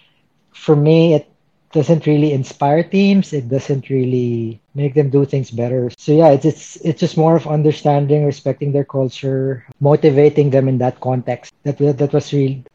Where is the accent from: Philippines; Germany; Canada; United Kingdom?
Philippines; moved away as an adult; also born or lived in Myanmar / Manila / Thailand; I'm originally from the Philippines